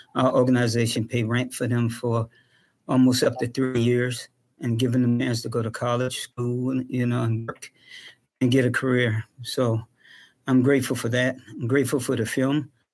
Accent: Charleston, South Carolina, United States; I myself went through a lot of racial injustice growing up in Charleston, South Carolina

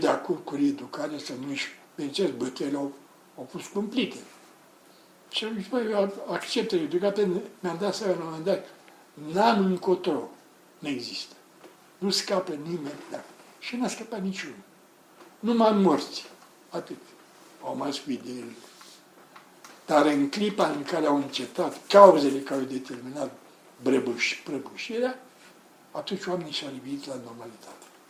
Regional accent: Romania; Ferdinand, comuna mea

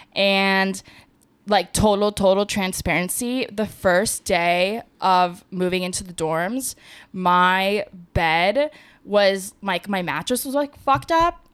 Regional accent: Las Vegas, Nevada, United States; moved away as an adult; also born or lived in San Diego; I'm from Vegas

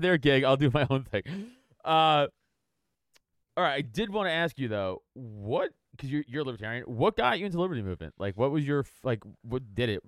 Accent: New York City, New York, United States; I grew up on Staten Island

